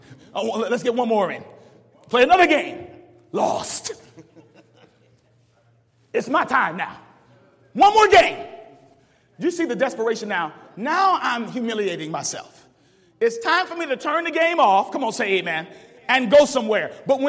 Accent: Cleveland, Ohio, United States; And so I'm proud to be from Cleveland. I'm telling folk I'm from Cleveland.

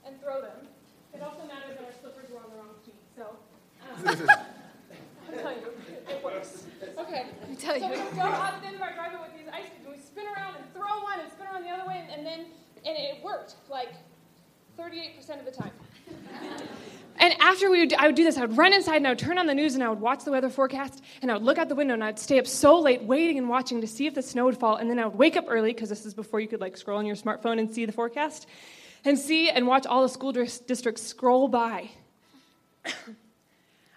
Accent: just outside of Annapolis, Maryland, United States; I grew up just outside of Annapolis, Maryland, where it snows plenty

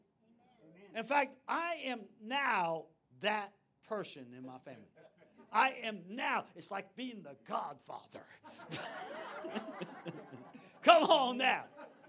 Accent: New York City, New York, United States; I grew up in New York City, my dad was prominent

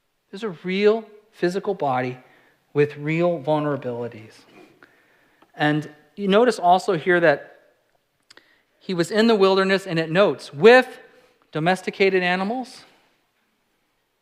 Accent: California, United States; I'm a California kid. I'm from California

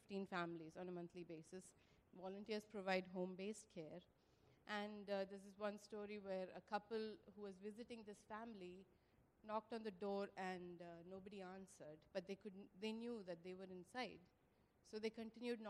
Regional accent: Karnataka, India; moved away; We're from India, from the southern state of Karnataka

